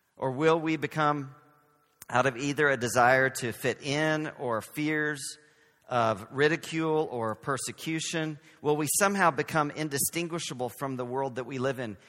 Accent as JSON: {"language": "English", "region": "Texas", "country": "United States", "accent": "Southern", "moved": "yes", "lives_now": "San Francisco, United States", "said": "So we are from Texas. We're from the South."}